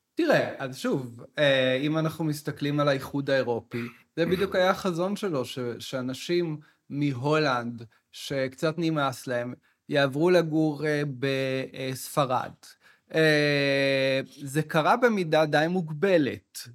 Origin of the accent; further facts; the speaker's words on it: Arava, Southern District, Israel; now in Tel Aviv, Israel; אני בא בעצמי מהספר, גדלתי בערבה בכלל